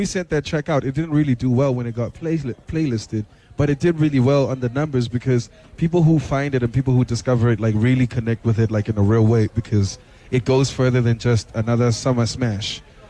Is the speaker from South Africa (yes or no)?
yes; Tembisa, Gauteng, South Africa; also born or lived in Katlehong; I grew up partly in Tembisa and Katlehong.